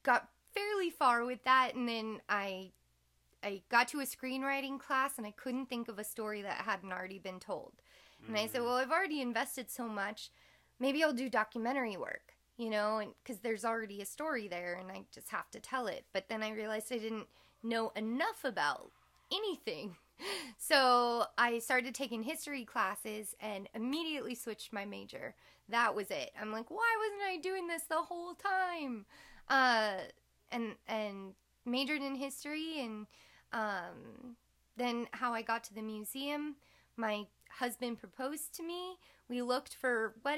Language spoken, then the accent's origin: English; Orange, California, United States; growing up in Old Town Orange